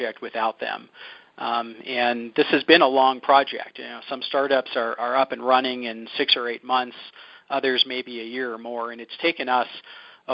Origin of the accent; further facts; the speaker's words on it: Philadelphia, Pennsylvania, United States; So I grew up in Philadelphia